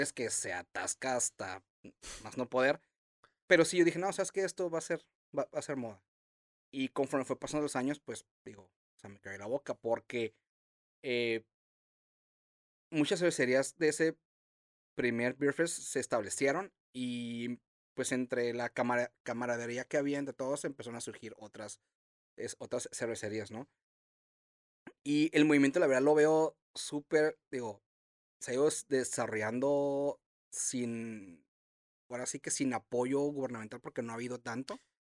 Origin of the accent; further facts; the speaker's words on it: Tijuana, Baja California, Mexico; nací en Tijuana. Este, he vivido prácticamente toda mi vida aquí